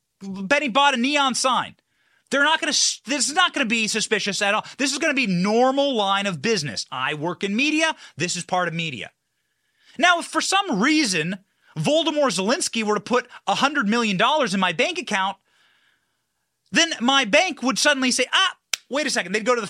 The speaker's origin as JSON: {"language": "English", "region": "Florida", "country": "United States", "tie": "born or raised there", "said": "And that's why I love people from my home state of Florida"}